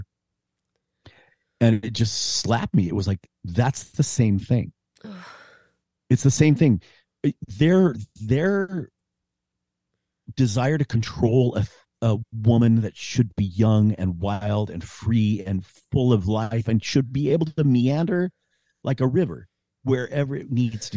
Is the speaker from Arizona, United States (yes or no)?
yes; Arizona, United States; moved away; also born or lived in Utah; I grew up in Arizona, and I would drive from Utah to Arizona to my little hometown in the mountains